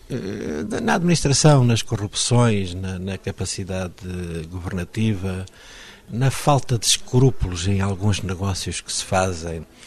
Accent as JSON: {"language": "Portuguese", "town": "Maputo", "country": "Mozambique", "moved": "as an adult", "lives_now": "Portugal", "said": "cada vez que chego a Maputo, é uma gramática inteira que está dentro de mim e que eh, é instintivo. Estou em casa"}